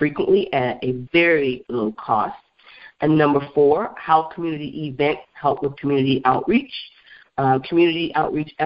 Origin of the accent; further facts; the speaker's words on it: Beloit, Wisconsin, United States; there's a Culver's restaurant in my hometown, Beloit, Wisconsin